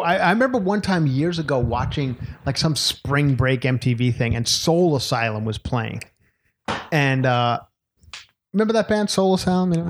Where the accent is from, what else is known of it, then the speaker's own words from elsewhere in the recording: Long Island, New York, United States; moved away; my hometown of Long Island